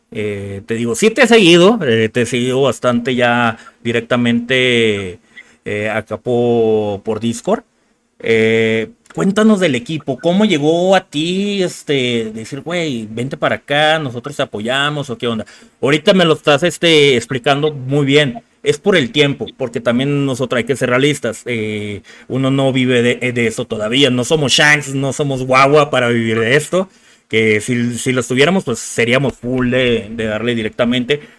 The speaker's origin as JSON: {"language": "Spanish", "town": "Barcelona", "region": "Catalonia", "country": "Spain", "said": "Yo soy de Barcelona."}